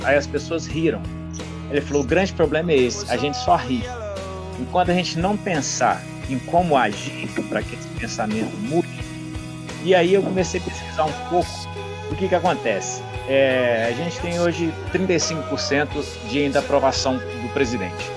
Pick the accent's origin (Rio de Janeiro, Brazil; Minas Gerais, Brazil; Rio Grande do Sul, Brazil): Minas Gerais, Brazil; Ubá; Eu sou de Ubá, que é uma cidade do interior